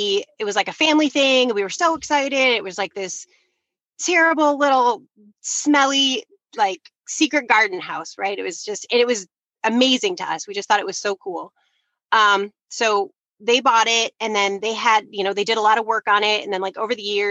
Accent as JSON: {"language": "English", "town": "Detroit", "region": "Michigan", "country": "United States", "tie": "born or raised there", "moved": "as an adult", "lives_now": "Grand Rapids, United States", "said": "We grew up in Detroit area"}